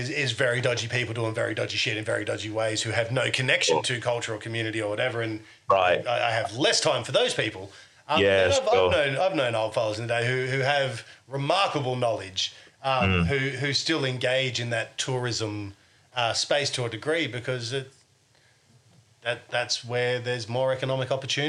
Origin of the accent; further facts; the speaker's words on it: Australia; You know, we're all Australian.